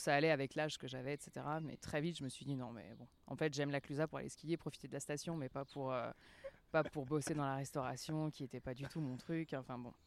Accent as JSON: {"language": "French", "country": "France", "also_born_or_lived": "Geneva, Switzerland / Lausanne, Switzerland", "moved": "yes", "said": "je suis française quand même"}